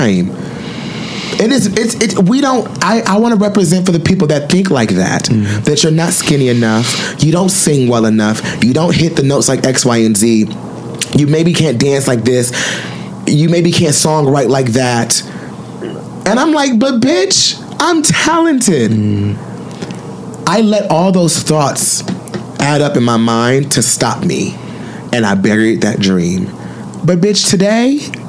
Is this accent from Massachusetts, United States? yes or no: no; Detroit, Michigan, United States; I'm from Detroit and black, dark skinned